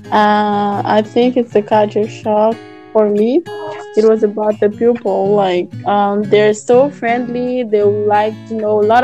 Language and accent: English; Madagascar; moved away as an adult; now in Indonesia; I'm from Madagascar. I'm studying Unand.